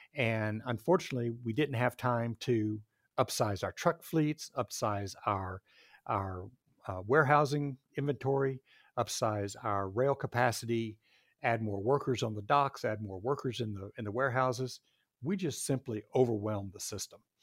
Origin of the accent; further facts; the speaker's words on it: Texas, United States; moved away as an adult; now in Seattle area, United States; I grew up in Texas, went to Texas A and M